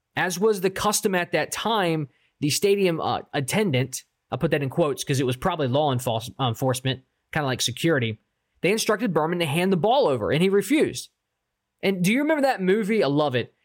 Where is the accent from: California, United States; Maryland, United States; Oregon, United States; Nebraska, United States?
Maryland, United States; Baltimore; I'm from Baltimore